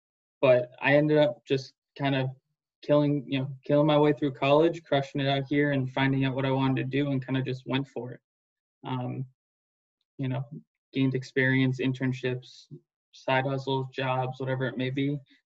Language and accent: English; Rockland County, New York, United States; moved away as an adult; now in New Hampshire, United States; My background, baseball, sports, growing up. I grew up in Rockland County, New York, and throughout high school.